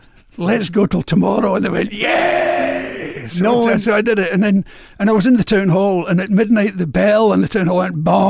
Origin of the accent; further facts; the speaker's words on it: Glasgow, Scotland, United Kingdom; accent: Glasgow; radio, but in a Glasgow accent.